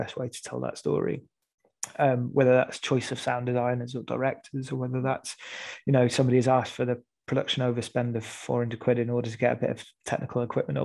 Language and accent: English; Rochdale, North West England, United Kingdom; I'm a lad from Rochdale who makes theatre